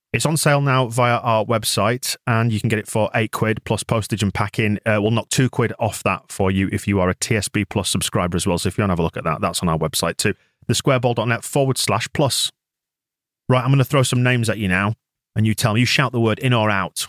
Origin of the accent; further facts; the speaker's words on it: England, United Kingdom; as an Englishman